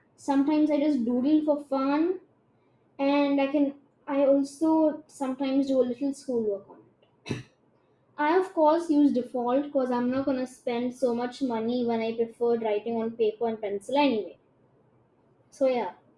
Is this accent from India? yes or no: yes; India; I'm Indian and my Hindi is shit.